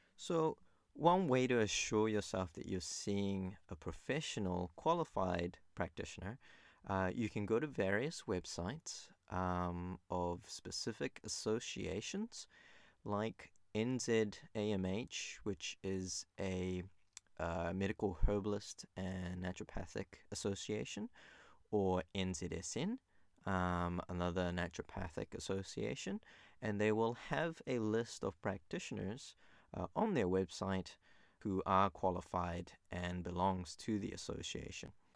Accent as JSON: {"language": "English", "country": "New Zealand", "tie": "born or raised there", "also_born_or_lived": "Japan", "said": "I was born in Japan. and I grew up in New Zealand, uh, most of my life, over twenty-two years now"}